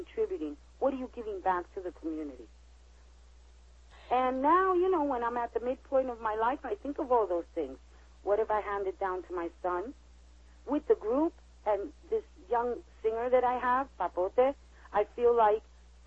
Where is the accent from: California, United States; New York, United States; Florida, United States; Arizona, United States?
New York, United States; New York City; born and raised in New York City